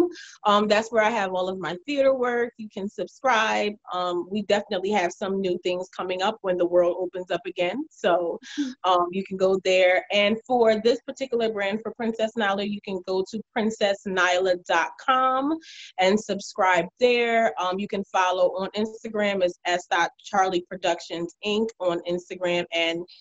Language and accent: English; Jamaica; I'm from the islands. I'm Jamaican.